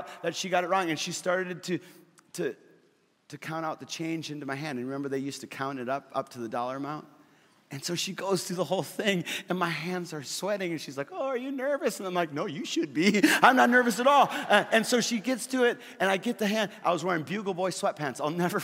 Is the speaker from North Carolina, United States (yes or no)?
no; Fargo, North Dakota, United States; in Fargo, where I grew up